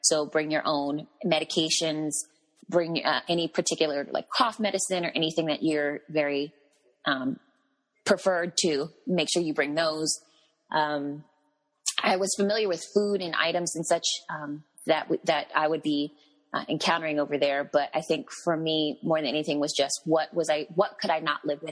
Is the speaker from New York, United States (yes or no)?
no; Marietta, Georgia, United States; moved away as an adult; also born or lived in Atlanta, Georgia; now in Orlando, United States; I grew up in Marietta, Georgia, which is, of course, north of Atlanta. And I actually, I have not lived in too many places. I was born and raised there